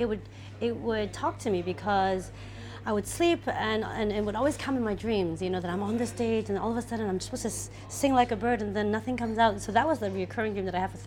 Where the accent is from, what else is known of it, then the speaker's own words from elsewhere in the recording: Montreal, Quebec, Canada; moved away as an adult; also born or lived in Hong Kong; now in Singapore; I was born in Montreal, and I stayed there until I was 23